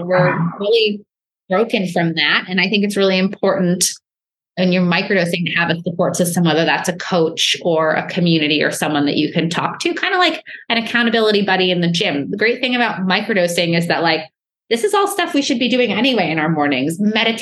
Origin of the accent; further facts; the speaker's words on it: New York, United States; I'm a New Yorker.